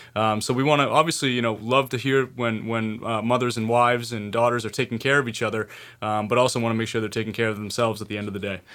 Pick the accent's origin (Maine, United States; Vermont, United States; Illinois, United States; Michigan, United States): Maine, United States; being born and raised in Maine, educated in Maine